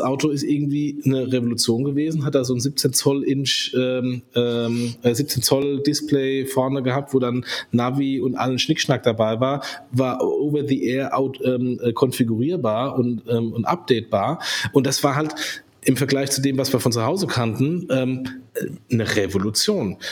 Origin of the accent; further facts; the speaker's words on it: Germany; ich als Deutscher